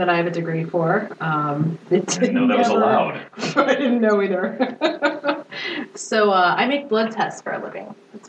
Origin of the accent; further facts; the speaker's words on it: Illinois, United States; moved away as an adult; now in Minneapolis, United States; So, I am from Minneapolis. I was raised in Illinois, and I came to Minnesota through college, and then I met a guy and moved to Minneapolis, so I've been here since about 2002